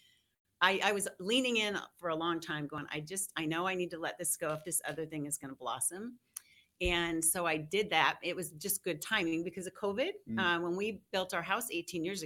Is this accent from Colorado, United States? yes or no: yes; Denver, Colorado, United States; also born or lived in Aurora, Colorado / Greeley, Colorado; I was raised in Denver, Aurora, and went up to Greeley to go to UNC.